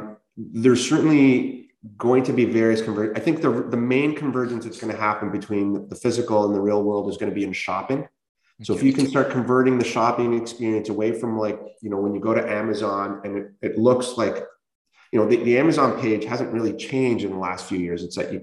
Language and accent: English; Canada; but man, as a Canadian, how much things could have been differently